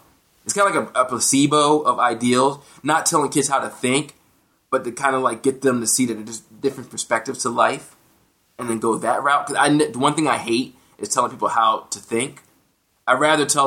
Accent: United States; as an American

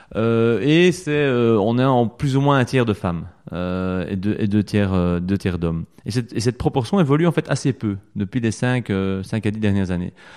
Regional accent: Belgium; ancré chez nous en Wallonie et à Bruxelles

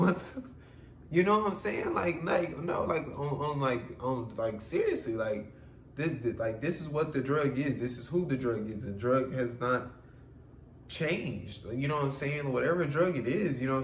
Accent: United States; I'm from America

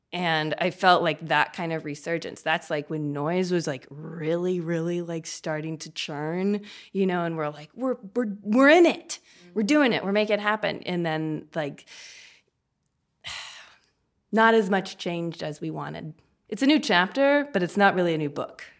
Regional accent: Kentucky, United States; now in Omaha, United States; I'm actually from Kentucky

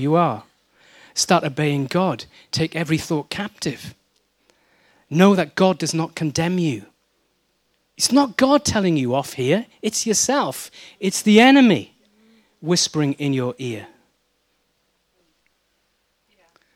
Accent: Wales, United Kingdom; I'm Welsh

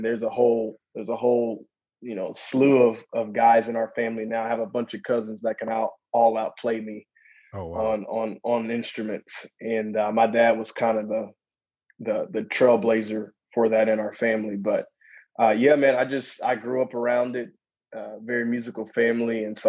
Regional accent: the South, United States; growing up in the South was awesome. Down South, man, is very, there is a such thing as Southern hospitality.

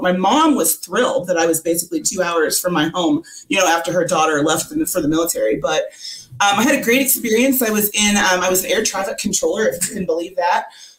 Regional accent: Indianapolis, Indiana, United States; also born or lived in Fort Knox, Kentucky; I'm from Indianapolis in Indiana.

